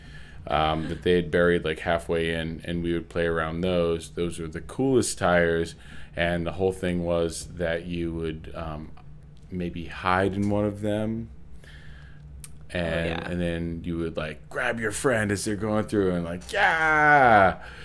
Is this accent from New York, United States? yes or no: no; Old Orchard Beach, Maine, United States; I grew up in Old Orchard Beach, Maine